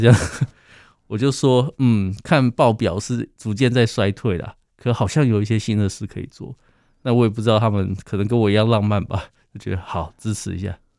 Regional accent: Taiwan; 我自己的台语其实并不好

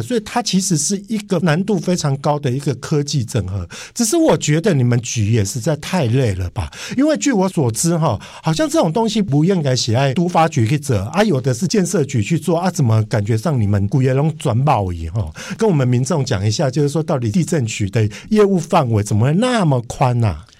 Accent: Kaohsiung, Taiwan; moved away; also born or lived in Taipei; 我是出生于高雄，但是我工作都在台北，所以我跟台北跟高雄是非常有渊源的

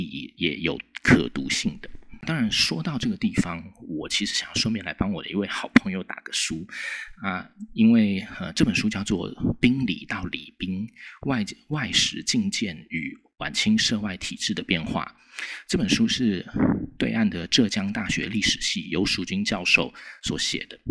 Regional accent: Taiwan; 我们台湾人最喜欢问的那种“这有什么用？”那种问题

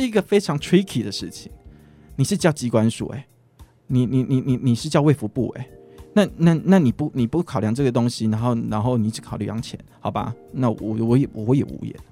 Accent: southern Taiwan, Taiwan; moved away; also born or lived in Taipei; 因为我是长，南部家庭长大的

